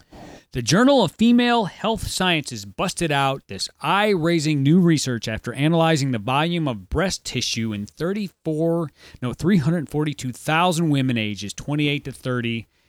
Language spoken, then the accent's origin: English; Midwest, United States; as a Midwesterner.